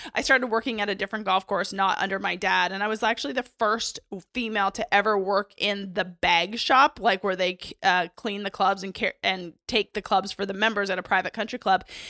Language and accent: English; Canada; I grew up in Canada